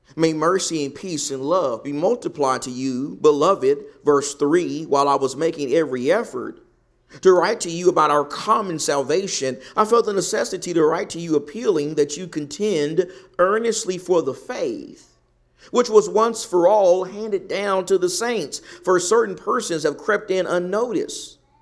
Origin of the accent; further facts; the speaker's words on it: the South, United States; now in Arizona, United States; I'm from the South